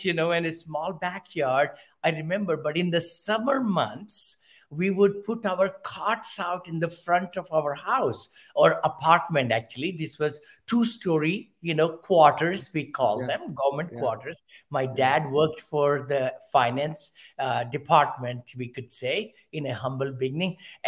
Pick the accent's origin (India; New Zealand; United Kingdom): India; New Delhi, Delhi; moved away as an adult; also born or lived in Mumbai, India; now in United States; I'm from India originally, Ken, and I was born in Motibagh, M-O-T-I, Motibagh, in South Delhi.